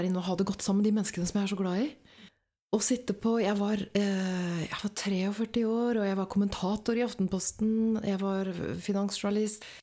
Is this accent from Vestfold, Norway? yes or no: yes; Åsgårdstrand, Vestfold, Norway; Så jeg, jeg satt egentlig inne på jenteværelset mitt hos mamma og pappa hjemme i Åsgårdstrand.